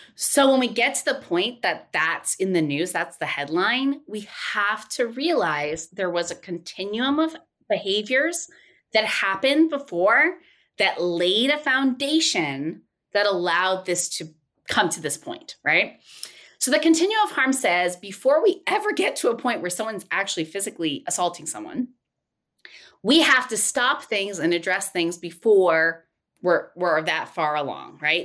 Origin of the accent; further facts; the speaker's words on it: Tennessee, United States; I was born in Tennessee.